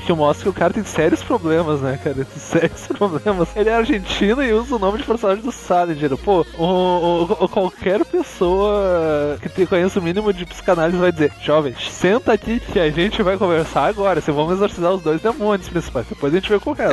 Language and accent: Portuguese; Gaúcho, Rio Grande do Sul, Brazil; also born or lived in Santa Catarina (birth); Ser gaúcho é um acidente na minha vida